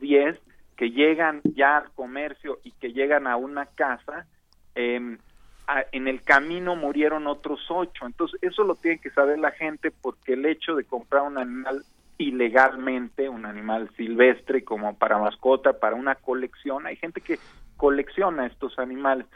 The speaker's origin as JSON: {"language": "Spanish", "country": "Mexico", "said": "como mexicanos"}